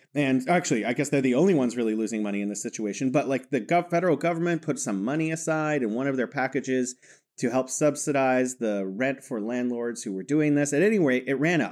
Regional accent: California, United States; moved away as an adult; now in Wuhan, China; I'm from California, living in beautiful Wuhan, China.

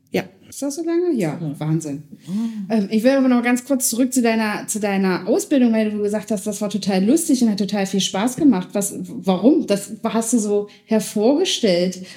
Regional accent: Schönebeck, Saxony-Anhalt, Germany; in Schönebeck. Wir kommen beide aus Schönebeck

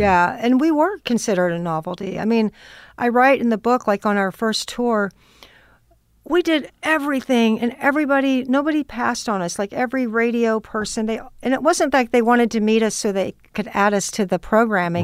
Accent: Austin, Texas, United States; now in Los Angeles, United States; growing up in Austin

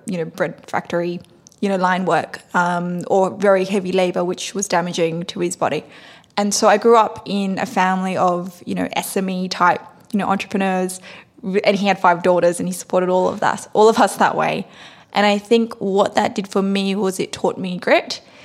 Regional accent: Sydney, New South Wales, Australia; moved away as an adult; now in United States; I grew up in Sydney, Australia on the rougher parts of uh, Western Sydney near Cabramatta um, and also um, in Fairfield

